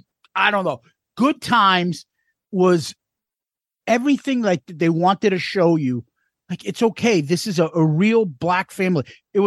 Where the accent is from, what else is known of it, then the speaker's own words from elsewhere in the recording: Boston, Massachusetts, United States; We're from Boston, so we got the WWF and the New York channels.